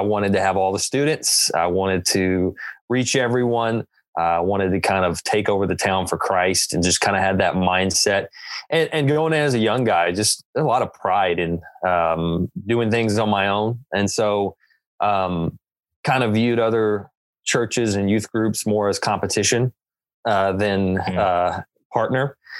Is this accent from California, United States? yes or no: no; Tennessee, United States; moved away as an adult; now in Kansas City, United States; See, I'm from Tennessee